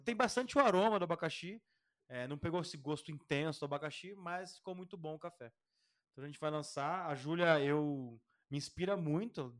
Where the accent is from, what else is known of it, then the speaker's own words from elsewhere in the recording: Curitiba, Paraná, Brazil; A gente é caipira aqui